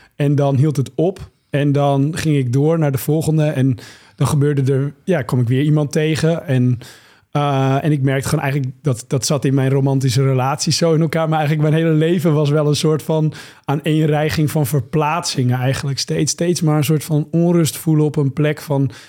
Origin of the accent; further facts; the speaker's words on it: Monnickendam, North Holland, Netherlands; in de haven van waar ik ben opgegroeid, in Monnikendam